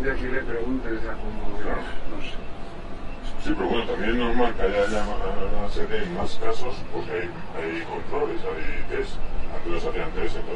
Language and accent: Spanish; Madrid, Community of Madrid, Spain; Como madrileña, ¿no?